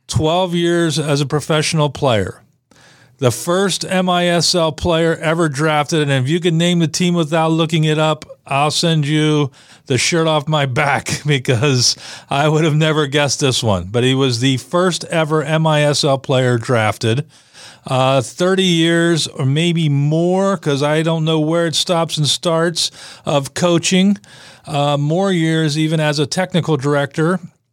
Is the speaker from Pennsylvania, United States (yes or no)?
yes; Western Pennsylvania, United States; moved away; I grew up in Western PA.